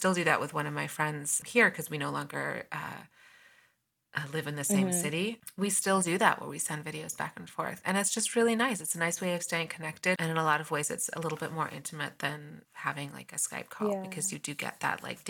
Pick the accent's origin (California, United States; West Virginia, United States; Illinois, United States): California, United States; Southern; moved away as an adult; also born or lived in London / Chicago / Taiwan / Spain; we moved to the States when I was three from London. And, you know, I grew up in a small town in Southern California